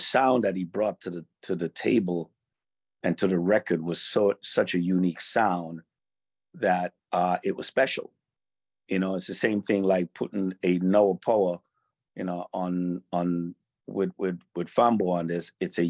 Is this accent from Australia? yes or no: no; Jamaica; Carnival for me wasn't a dress-up costume type of thing.